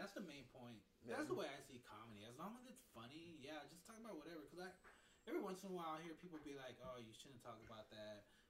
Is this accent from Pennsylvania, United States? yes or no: no; Iowa, United States; moved away; I grew up in Iowa, Midwest.